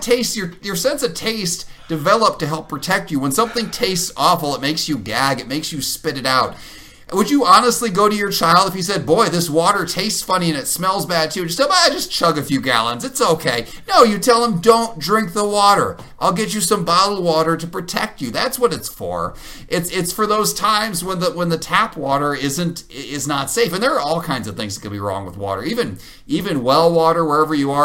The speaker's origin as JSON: {"language": "English", "region": "Illinois", "country": "United States", "tie": "born or raised there", "said": "where I grew up in Illinois"}